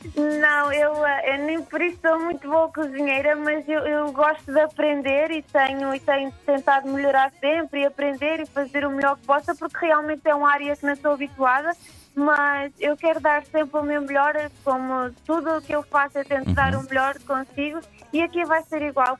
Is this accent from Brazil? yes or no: no; São Jorge, Santo Antão, Cape Verde; moved away as an adult; resolvi vir para São Jorge fazer ah, isto aqui porque é a minha terra, é a minha ilha